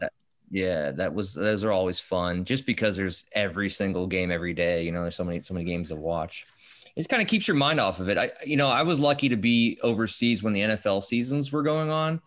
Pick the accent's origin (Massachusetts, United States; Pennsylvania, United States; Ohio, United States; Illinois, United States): Ohio, United States; Northeast; also born or lived in Maryland; now in West Virginia, United States; I grew up in Ohio, in Northeast Ohio, kind of pretty much where LeBron, Akron, Youngstown area